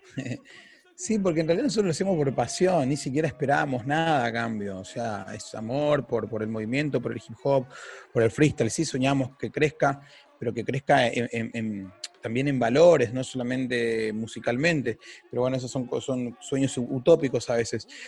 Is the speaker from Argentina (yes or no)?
yes; Argentina; Nosotros somos argentinos